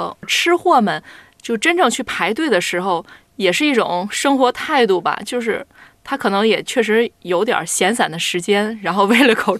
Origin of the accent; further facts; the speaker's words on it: Tianjin, China; 对，就是我我我家就是天津人嘛，